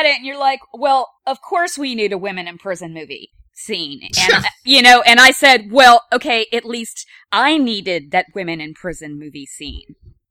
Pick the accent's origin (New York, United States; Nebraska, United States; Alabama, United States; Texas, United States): Alabama, United States; I grew up in Alabama